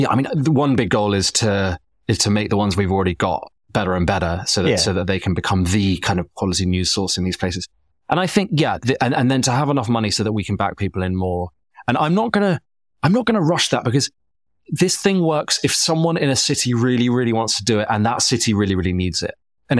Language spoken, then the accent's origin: English; England, United Kingdom; accent: Southern English; The knock on me is that my accent is very Southern and I'm running a local media company.